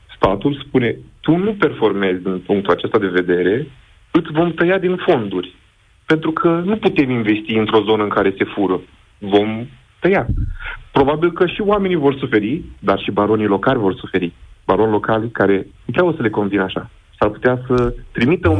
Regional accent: Iași, Iași County, Romania; Eu sunt din Iași

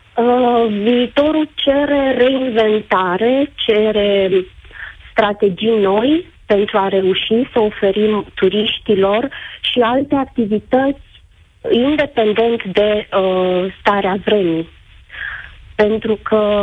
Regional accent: Gura Humorului, Suceava County, Romania; sunt din Bucovina, din Gura Cumorului, stațiune turistică

